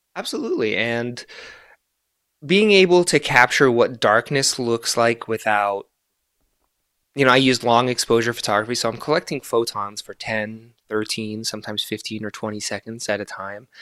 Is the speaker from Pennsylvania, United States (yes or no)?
no; Florida, United States; first language Arabic; English is a second language; also born or lived in Gaza, Palestine / Egypt; now in Reno, United States; we were exiled to, to Florida. So I've lived in the United States for most of my life